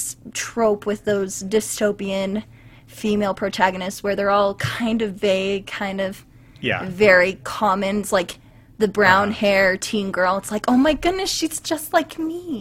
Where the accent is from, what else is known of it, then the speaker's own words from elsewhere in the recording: Vernal, Utah, United States; growing up in Vernal